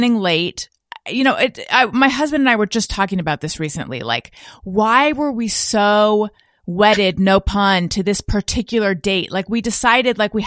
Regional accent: California, United States; moved away as an adult; also born or lived in New York; I'm from California, I lived in New York, but when I moved back to California

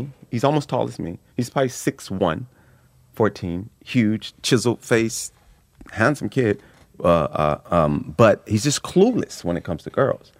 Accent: Los Angeles, California, United States; I grew up in South Central. Oh, wow. South Central Los Angeles, yeah.

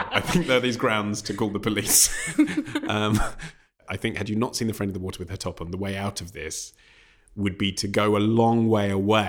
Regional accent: England, United Kingdom; as an Englishman.

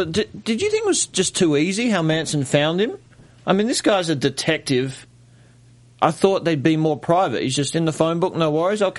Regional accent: Australia; I'm Australian. I was born in 86.

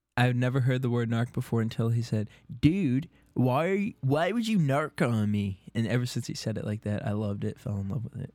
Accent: Boston, Massachusetts, United States; moved away; in Boston, my hometown

